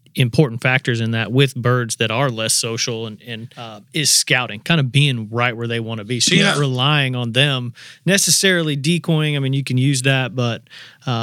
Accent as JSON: {"language": "English", "region": "Indiana", "country": "United States", "tie": "born or raised there", "moved": "yes", "lives_now": "Tennessee, United States", "said": "I grew up hunting in Indiana"}